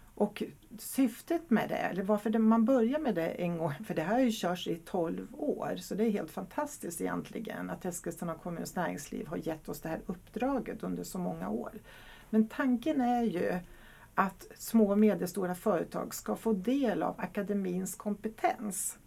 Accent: Hungary; now in Sweden; jag kommer faktiskt från Ungern och så är jag gift med en holländare

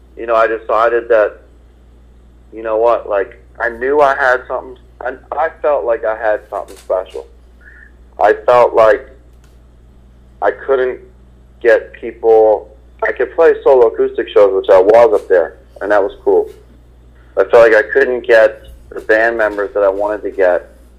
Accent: Philadelphia, Pennsylvania, United States; moved away as an adult; also born or lived in Boston; I was born and raised in Philadelphia

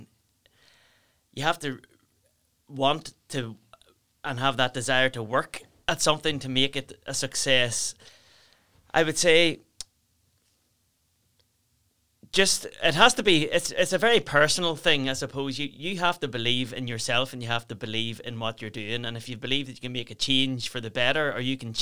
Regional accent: South Down, Northern Ireland, United Kingdom; we're from South Down

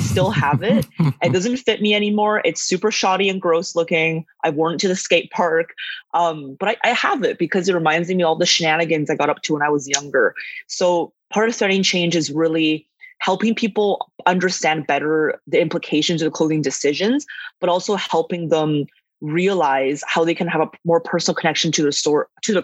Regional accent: Calgary, Alberta, Canada; also born or lived in northern China; now in Vancouver, Canada; I was born in northern China. I immigrated to Canada with my family when I was 8. And I grew up in Calgary and later moved to Vancouver

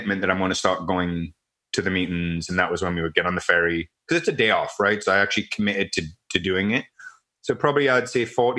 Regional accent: Newcastle upon Tyne, North East England, United Kingdom; moved away as an adult; now in Canada; some friends that are actually from my hometown in the UK

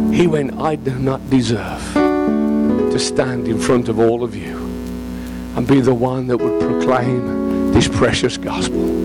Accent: England, United Kingdom; I'm English

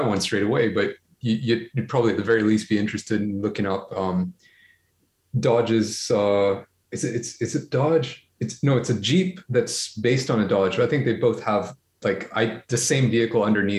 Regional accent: Brunei; also born or lived in Malaysia / India; now in Japan; I grew up in Brunei. I learned to drive in Brunei.

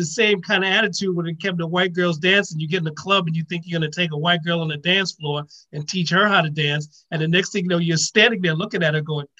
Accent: New York City, New York, United States; I come from New York City

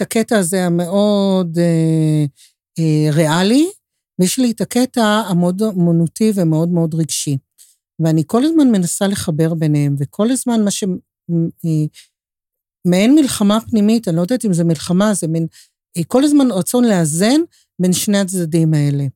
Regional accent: Tel Aviv, Tel Aviv District, Israel; אני תל אביבית, זו ההוויה שלי, כל חיי

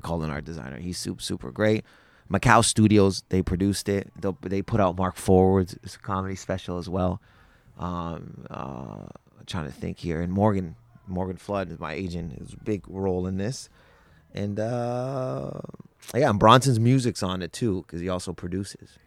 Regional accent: Windsor, Ontario, Canada; in Windsor, uh, where I'm, was, was born

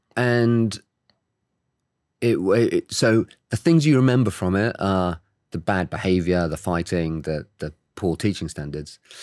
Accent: Oxford, South East England, United Kingdom; I was born and raised in the U K, in Oxford.

